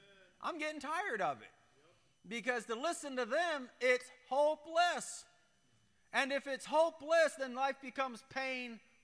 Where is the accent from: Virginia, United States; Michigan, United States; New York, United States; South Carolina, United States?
Michigan, United States; when I was a kid, I grew up on the Great Lakes up in Michigan